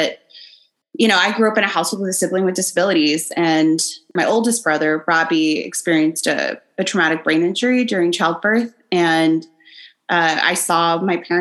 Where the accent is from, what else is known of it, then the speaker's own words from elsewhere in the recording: the Valley, Texas, United States; I'm from the Valley. It is rural